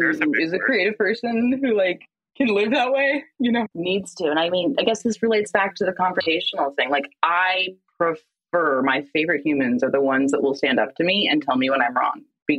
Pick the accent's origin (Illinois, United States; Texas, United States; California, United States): California, United States; Los Angeles; moved away as an adult; also born or lived in Chicago; I grew up in Los Angeles